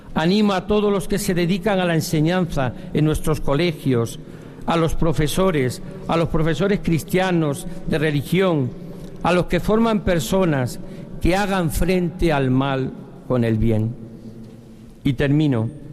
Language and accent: Spanish; Diocese of Coria-Cáceres, Extremadura, Spain; moved away; also born or lived in Valladolid; Volvía de obispo a mi tierra de origen